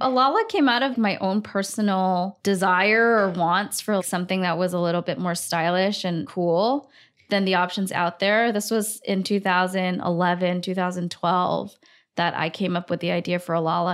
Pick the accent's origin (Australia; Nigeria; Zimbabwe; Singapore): Singapore; moved away as an adult; also born or lived in Hong Kong; now in New York City, United States; I grew up in Singapore.